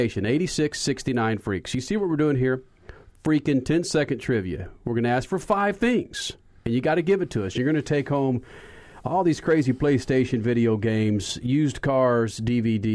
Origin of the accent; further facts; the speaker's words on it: Texas, United States; I was raised in Texas